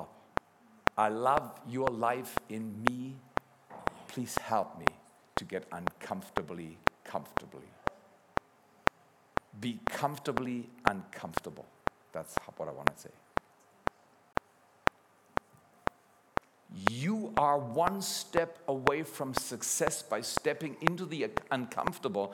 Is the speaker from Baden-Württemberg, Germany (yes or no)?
yes; Freiburg, Baden-Württemberg, Germany; also born or lived in Dallas; now in Black Forest, Germany; I'm a city boy. I did my BA in Dallas. My wife comes from Toronto. And I grew up at least in Freiburg, Germany